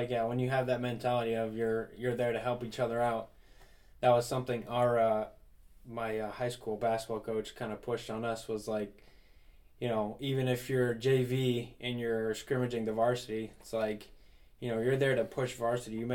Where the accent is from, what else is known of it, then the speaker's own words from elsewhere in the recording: New Jersey, United States; up in New Jersey, we didn't have any like bands or anything like